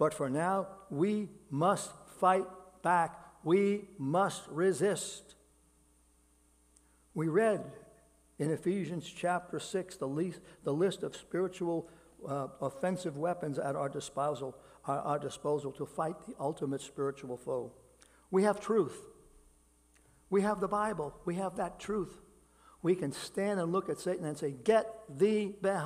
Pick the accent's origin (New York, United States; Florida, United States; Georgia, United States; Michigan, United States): New York, United States; New York City; I grew up in Brooklyn. I grew up in neighborhoods that were filled with people in poverty